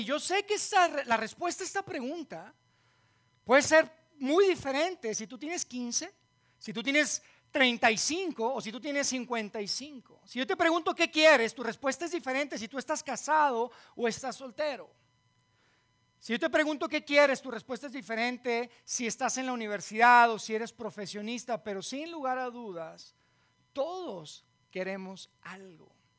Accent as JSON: {"language": "Spanish", "town": "Monterrey", "region": "Nuevo León", "country": "Mexico", "tie": "born or raised there", "moved": "yes", "said": "yo soy de Monterrey"}